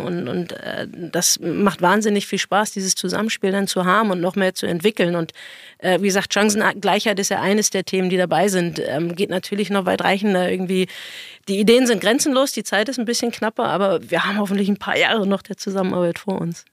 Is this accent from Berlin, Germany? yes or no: yes; Berlin, Germany; Ich bin Berliner, habe jahrelang irgendwie in Berlin gespielt